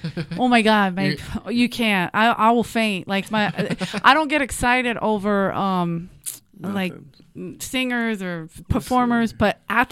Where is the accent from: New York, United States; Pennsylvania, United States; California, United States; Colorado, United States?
Pennsylvania, United States; Philadelphia; accent: thick South Philly; moved away; my accent was so thick from South Philly